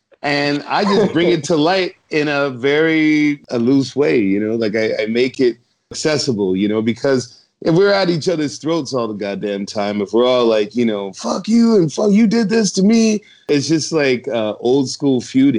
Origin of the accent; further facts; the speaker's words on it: Scotland, United Kingdom; Being a Scotsman, I mean, you know how, you know, after the, what was it, the Battle of Glen?